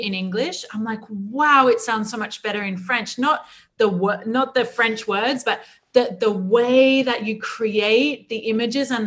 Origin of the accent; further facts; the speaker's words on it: Australia; moved away; also born or lived in New Zealand; I was born in New Zealand. I was raised in Australia